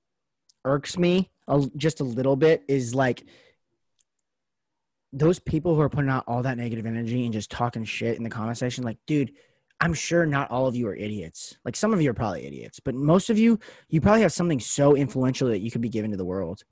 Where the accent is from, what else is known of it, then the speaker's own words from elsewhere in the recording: Las Vegas, Nevada, United States; moved away as an adult; now in Portland, United States; I'm from Vegas, so I'm born and raised in Las Vegas